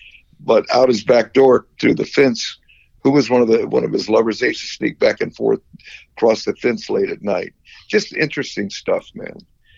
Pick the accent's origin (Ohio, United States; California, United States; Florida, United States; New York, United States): Florida, United States; Tarpon Springs; my hometown of Tarpon Springs